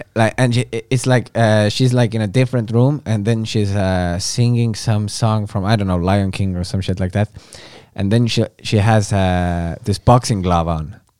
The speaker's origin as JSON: {"language": "English", "country": "Estonia", "second_language": "English"}